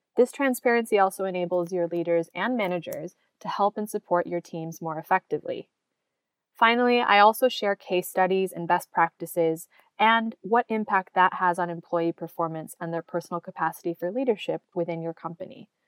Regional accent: United States; in the US, my home country

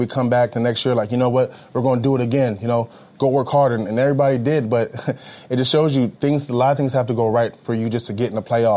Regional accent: Los Angeles, California, United States; I'm from Los Angeles, born and raised. I live in Hollywood in the offseason

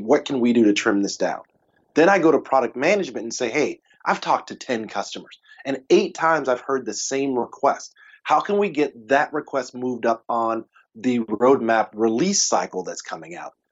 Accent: Texas, United States; I'm a Texan. We barbecue. That's what we do.

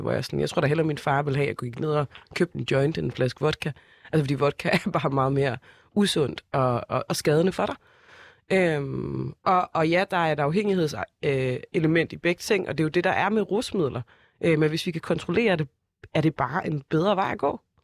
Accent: Copenhagen, Capital Region of Denmark, Denmark; jeg er fra Brøndshøj Husum

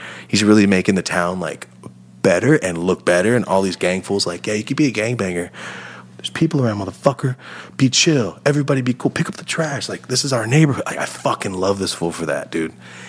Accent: Merced, California, United States; Because I'm like, I'm from Merced and I'm so fucking excited.

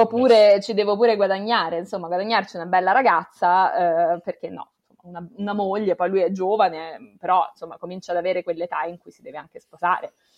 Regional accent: Italy; quelli che sono cresciuti in Italia

